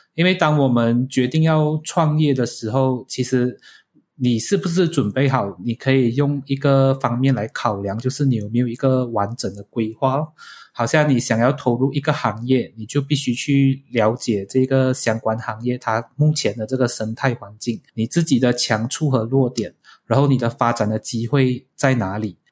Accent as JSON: {"language": "Chinese", "country": "Malaysia", "said": "我们是马来西亚人的一份子"}